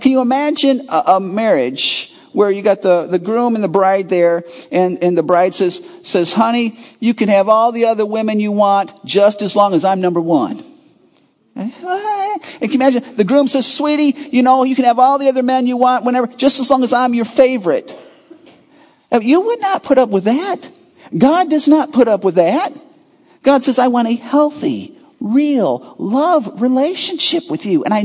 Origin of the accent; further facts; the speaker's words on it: Chicago suburbs, Illinois, United States; I grew up in the Chicago burbs